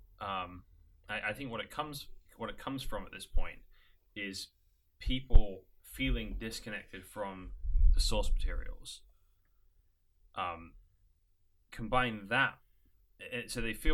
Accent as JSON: {"language": "English", "country": "United Kingdom", "moved": "yes", "lives_now": "United States", "said": "as a British person, there's some ways I represent British culture well"}